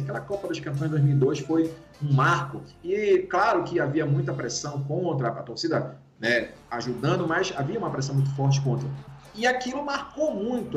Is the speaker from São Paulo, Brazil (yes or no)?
no; Pará, Brazil; moved away; do Pará, porque é onde eu, onde eu cresci